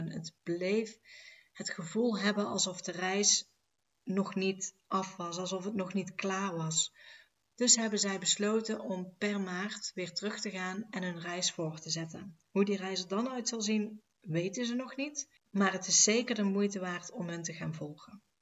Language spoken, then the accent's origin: Dutch; Enkhuizen, North Holland, Netherlands; Uit Enkhuizen. Dus dat is Noord-Holland.